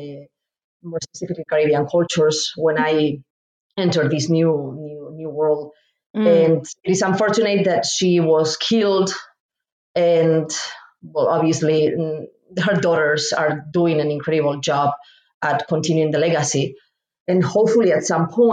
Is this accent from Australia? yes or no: no; Spain; moved away as an adult; now in Indianapolis, United States; I'm originally from Spain and moved to the United States